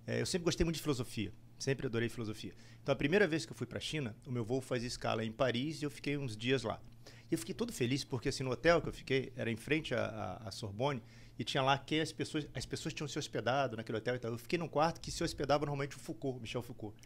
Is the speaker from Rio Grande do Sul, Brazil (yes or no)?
no; Rio de Janeiro, Brazil; moved away as an adult; also born or lived in Recife; now in United States; Eu sou do Rio